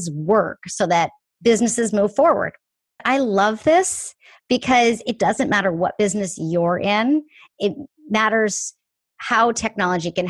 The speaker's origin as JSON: {"language": "English", "country": "Canada", "tie": "born or raised there", "moved": "as an adult", "lives_now": "Seattle, United States", "said": "I am born and raised in Canada, but now live in Seattle. I have been here almost half my life"}